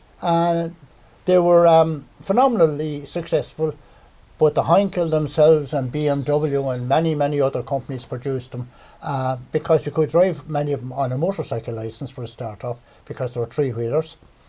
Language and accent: English; Clonmel, Tipperary, Ireland; also born or lived in Powerstown; I was born in Clonmel and were reared in what would be known as King Street. The back of the flats, there was two houses. We were neighbours with John Noonan, who would be of the Noonan Joinery family. And my father bought Powerstown in 1954.